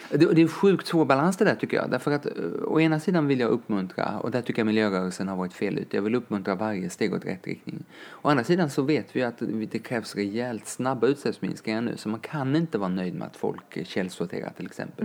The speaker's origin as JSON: {"language": "Swedish", "town": "Lund", "region": "Skåne", "country": "Sweden", "tie": "born or raised there", "also_born_or_lived": "Kenya", "moved": "yes", "said": "jag är uppväxt i Lund med min mamma"}